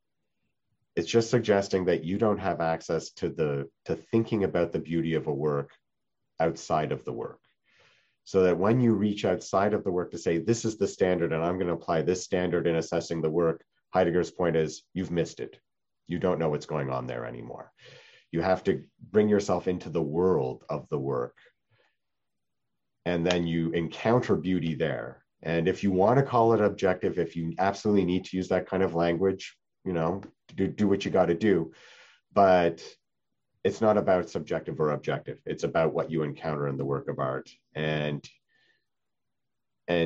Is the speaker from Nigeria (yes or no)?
no; Canada; moved away; I'm from Canada